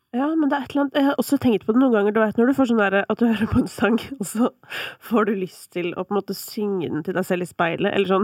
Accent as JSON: {"language": "Norwegian", "town": "Kolbotn", "region": "Akershus", "country": "Norway", "said": "Jeg er fra Kolbotn"}